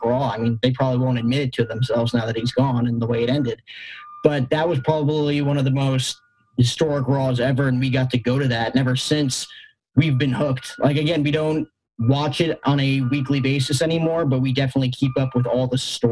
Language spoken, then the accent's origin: English; New Jersey, United States; I grew up in Jersey, a Mets fan